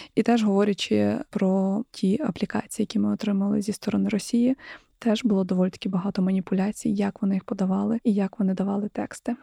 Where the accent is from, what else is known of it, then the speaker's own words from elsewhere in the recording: Ukraine; я з України